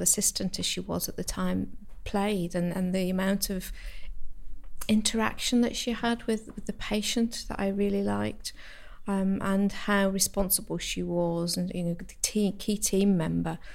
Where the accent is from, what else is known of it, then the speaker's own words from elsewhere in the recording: the Lake District, North West England, United Kingdom; moved away; I'm from the Lake District originally